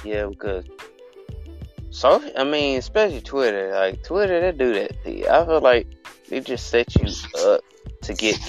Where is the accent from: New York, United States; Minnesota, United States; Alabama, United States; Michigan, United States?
Alabama, United States; I am from Alabama. I was like, I was born and raised.